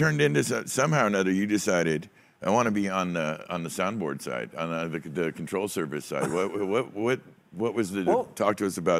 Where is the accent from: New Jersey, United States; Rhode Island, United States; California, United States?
California, United States; And it's just such a weird thing, and it's such a strange part of being a Californian, you know?